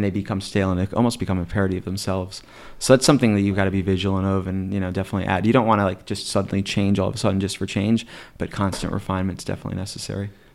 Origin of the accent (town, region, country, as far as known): Scranton, Pennsylvania, United States; now in State College, United States